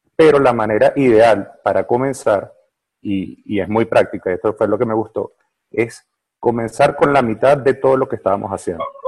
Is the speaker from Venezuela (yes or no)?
yes; Venezuela; aquí en Venezuela, yo soy de Venezuela